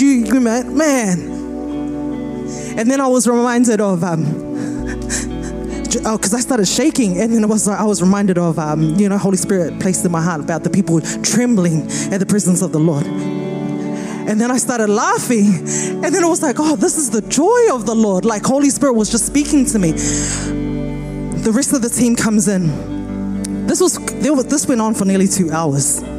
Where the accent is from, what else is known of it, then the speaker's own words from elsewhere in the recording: Wellington, New Zealand; I'm from Wellington, so earthquakes are very normal for me, Wellington, New Zealand.